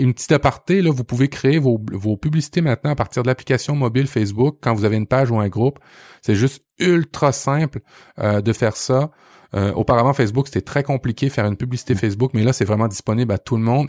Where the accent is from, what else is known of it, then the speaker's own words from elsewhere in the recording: Quebec, Canada; chez nous au Québec